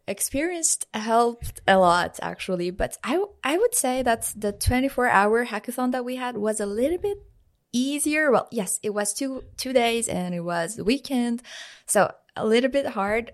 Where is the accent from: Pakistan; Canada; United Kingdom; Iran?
Iran; moved away as an adult; now in Trondheim, Norway; I'm from Iran